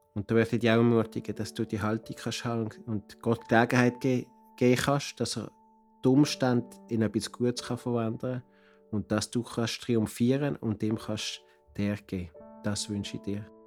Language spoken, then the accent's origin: German; Basel, Basel-Stadt, Switzerland; moved away as an adult; now in Cartagena, Colombia; ich komme aus Basel und lebe und arbeite seit 30 Jahren mit einer Mission in Cartagena, Kolumbien